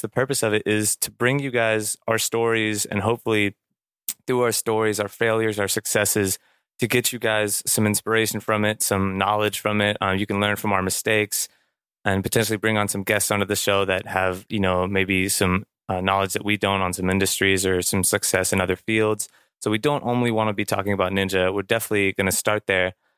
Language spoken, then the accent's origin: English; France; now in Houston, United States; I was born in France. I am living in Houston, Texas at the time of recording